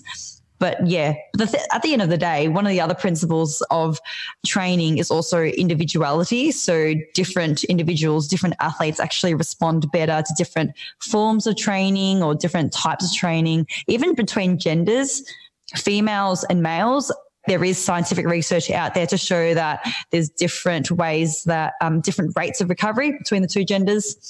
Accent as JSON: {"language": "English", "town": "Melbourne", "region": "Victoria", "country": "Australia", "said": "I'm from Melbourne"}